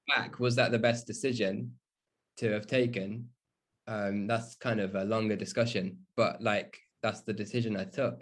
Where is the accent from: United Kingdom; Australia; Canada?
United Kingdom; Burton upon Trent, West Midlands; So I grew up in the Midlands, um, and in a town close to Birmingham, um, called Burton